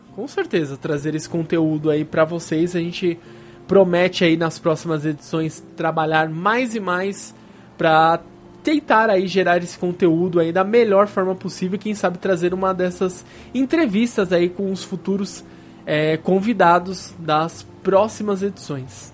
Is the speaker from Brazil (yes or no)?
yes; São Paulo, Brazil; Nós somos de São Paulo, a gente mora relativamente perto do evento